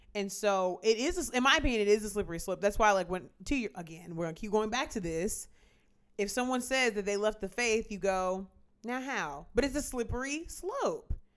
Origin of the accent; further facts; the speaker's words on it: United States; as an American